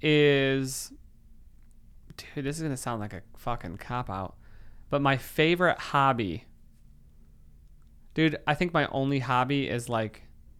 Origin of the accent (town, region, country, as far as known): Michigan, United States